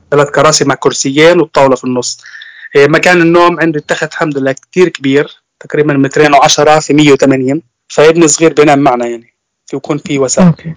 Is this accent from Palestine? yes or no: yes; Nablus, West Bank, Palestine; moved away as an adult; now in Germany; أنا من فلسطين من مدينة نابلس طبعا طول عمري أنا عايش في فلسطين صار لي تقريبا ثلاث سنين مقيم في ألمانيا